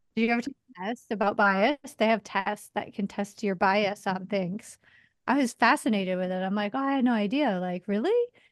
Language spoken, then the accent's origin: English; outside of Chicago, Illinois, United States; moved away as an adult; also born or lived in Las Vegas; now in New York City, United States; I grew up outside of Chicago